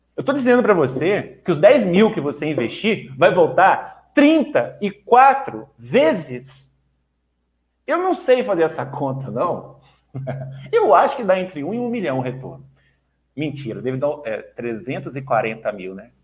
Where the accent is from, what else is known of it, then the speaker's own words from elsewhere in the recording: Duque de Caxias, Rio de Janeiro, Brazil; moved away; Eu nasci no Rio de Janeiro, no Duque de Caxias, minha família tá, tramita entre Rio e Minas Gerais